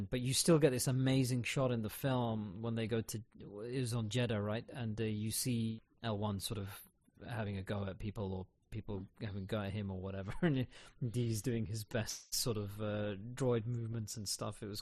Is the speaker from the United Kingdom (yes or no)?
yes; United Kingdom; because, you know, I'm so British.